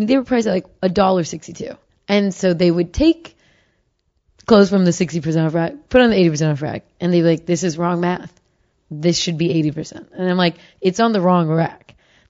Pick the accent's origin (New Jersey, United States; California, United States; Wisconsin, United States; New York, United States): California, United States; Bay Area; I am from the Bay Area.